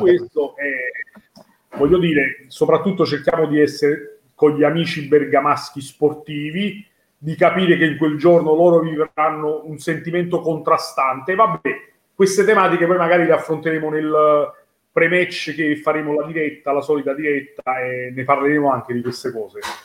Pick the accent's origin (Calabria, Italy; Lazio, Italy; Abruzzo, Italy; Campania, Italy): Campania, Italy; Naples; me come napoletano